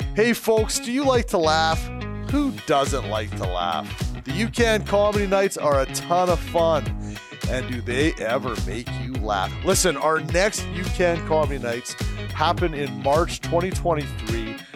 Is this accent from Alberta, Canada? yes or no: yes; Edmonton, Alberta, Canada; I grew up in Edmonton, Alberta, Canada.